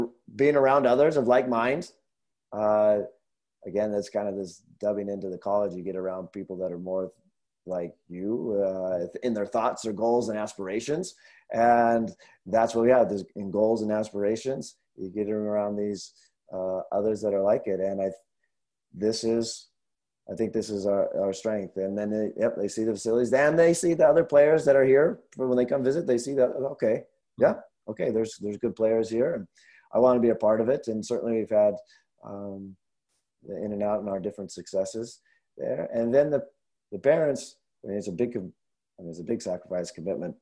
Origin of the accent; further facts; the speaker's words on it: Northwest, United States; now in Minnesota, United States; I'm from Northwest